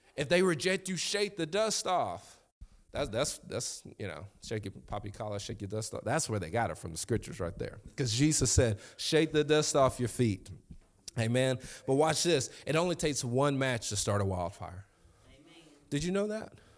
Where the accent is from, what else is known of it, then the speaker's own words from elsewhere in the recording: Lexington, United States; I'm from Lexington